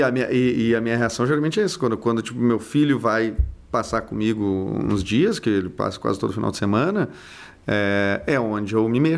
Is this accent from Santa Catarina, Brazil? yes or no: yes; Santa Catarina, Brazil; now in Rio Grande do Sul, Brazil; Ah, eu sou de Santa Catarina, mas minha família daqui do Rio Grande do Sul é muito pequena, que é a família que eu convivi.